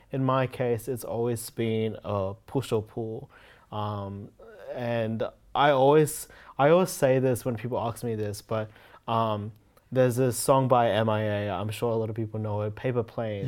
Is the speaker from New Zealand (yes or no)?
no; Brisbane, Queensland, Australia; also born or lived in Canada; not being born in Australia, but then being raised in Australia